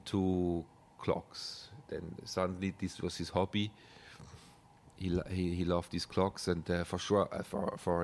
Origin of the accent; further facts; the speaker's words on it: German-speaking Switzerland, Switzerland; English is a second language; I come from Swiss Germany, so that's kind of a difference in dialect